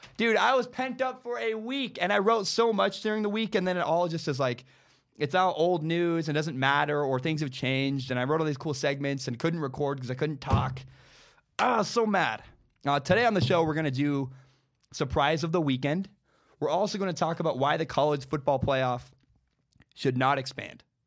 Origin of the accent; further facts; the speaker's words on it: Portland, Oregon, United States; moved away as an adult; now in Pullman, United States; I go to school six hours away from my hometown. I go to school in Pullman, Washington. My home is in Portland, Oregon